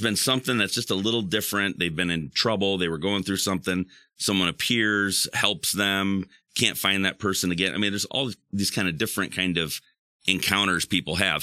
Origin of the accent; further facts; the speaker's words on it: West Michigan, United States; growing up in West Michigan